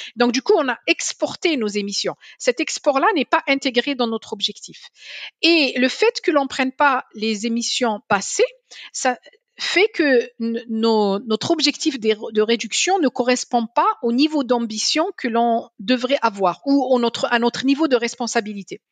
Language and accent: French; Algiers, Algiers Province, Algeria; also born or lived in Paris; now in France; J'ai grandi à Alger, je n'ai pas grandi à Paris